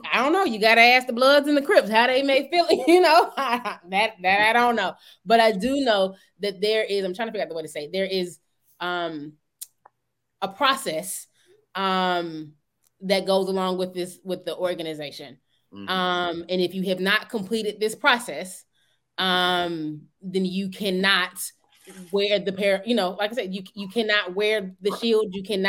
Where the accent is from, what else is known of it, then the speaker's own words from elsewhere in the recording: Georgia, United States; Hey, I grew up in Georgia.